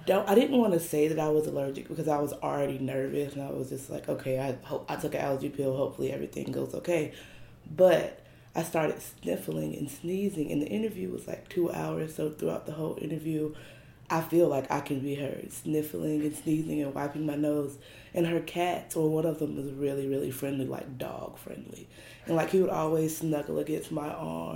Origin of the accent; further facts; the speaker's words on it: Fayetteville, North Carolina, United States; I'm from Fayetteville, North Carolina.